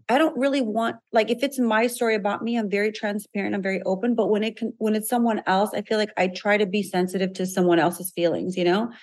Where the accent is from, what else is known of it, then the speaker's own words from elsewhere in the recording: Chicago, Illinois, United States; we're both from Chicago, we both grew